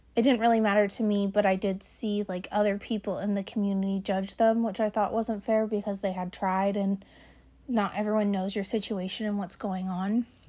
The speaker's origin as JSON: {"language": "English", "town": "Gilbert", "region": "Arizona", "country": "United States", "tie": "born or raised there", "said": "I was born and raised in Gilbert."}